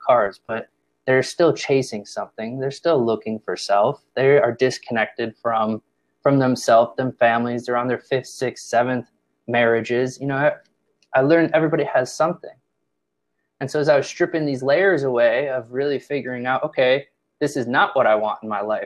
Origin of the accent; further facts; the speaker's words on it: Chicago, Illinois, United States; moved away as an adult; also born or lived in Indiana / Los Angeles; I'm from the Midwest, born and raised Chicago, Illinois